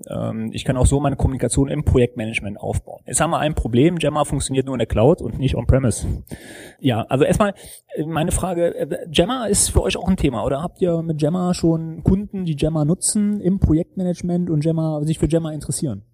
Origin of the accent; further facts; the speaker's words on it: Germany; bei uns in Deutschland